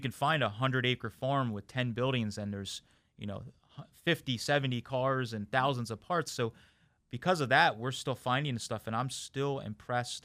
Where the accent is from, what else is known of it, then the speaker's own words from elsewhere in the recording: Boyertown, Pennsylvania, United States; I'm actually was born and raised in my hometown and where I'm at today, uh, Boyertown, Pennsylvania